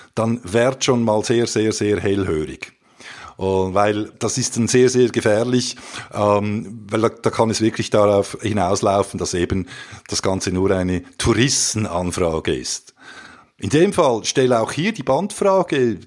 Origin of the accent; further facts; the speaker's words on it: Switzerland; wir sind ja eben Schweizer